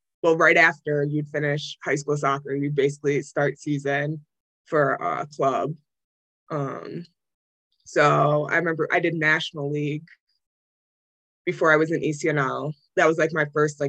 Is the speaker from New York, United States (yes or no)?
yes; Williamsville, New York, United States; moved away as an adult; also born or lived in Norfolk, Virginia / Olean, New York; now in St. Bonaventure, United States; originally I'm from Williamsville, New York, located like outside of Buffalo, New York